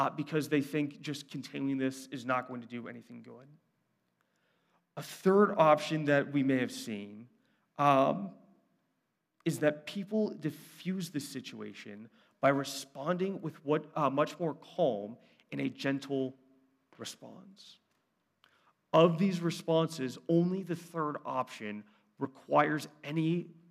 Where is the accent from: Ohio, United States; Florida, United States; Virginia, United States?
Ohio, United States; Brunswick; I grew up in Brunswick, half hour south, a little bit more country